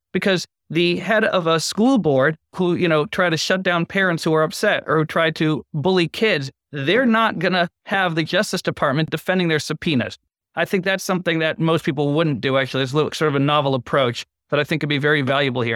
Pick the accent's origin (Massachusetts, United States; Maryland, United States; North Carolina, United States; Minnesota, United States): Massachusetts, United States; Boston; I grew up in Boston